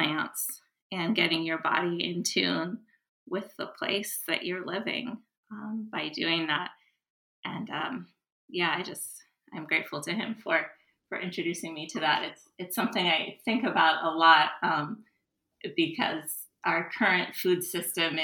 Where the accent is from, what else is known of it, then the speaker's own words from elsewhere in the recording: United States; also born or lived in Japan; As an American